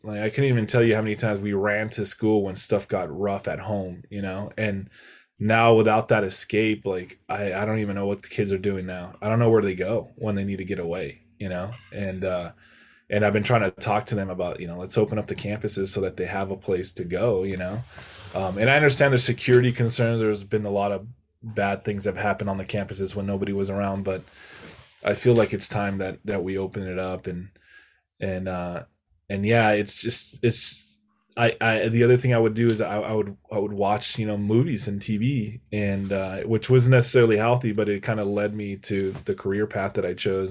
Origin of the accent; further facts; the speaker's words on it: Santa Barbara, California, United States; my quality of life growing up in Santa Barbara